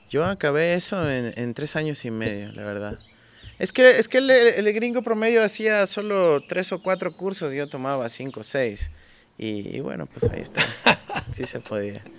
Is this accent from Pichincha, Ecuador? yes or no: yes; Quito, Pichincha, Ecuador; Yo nací en Quito, nací en la famosa Clínica de la Mujer